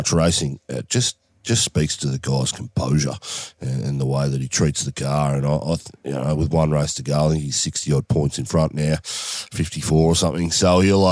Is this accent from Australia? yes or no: yes; Australia; as an Australian